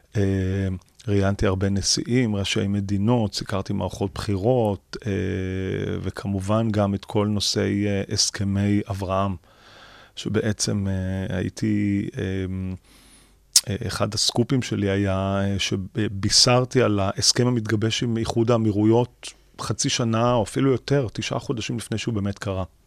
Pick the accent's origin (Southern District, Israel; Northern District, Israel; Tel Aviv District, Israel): Tel Aviv District, Israel; Tel Aviv; אני, אה, גדלתי בדרום תל אביב, אה, בשכונה שנקראת כפר שלם